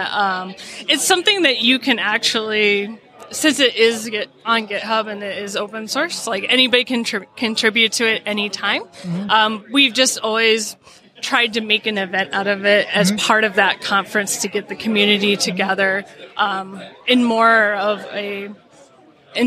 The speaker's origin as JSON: {"language": "English", "region": "Midwest", "country": "United States", "said": "I am from the Midwest"}